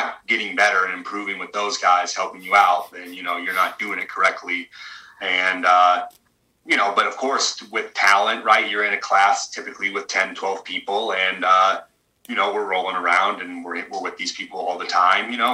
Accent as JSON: {"language": "English", "town": "Hubbard", "region": "Oregon", "country": "United States", "tie": "born or raised there", "said": "we're both kind of small town, blue collar kids. I'm from Hubbard, Oregon, 2000 people."}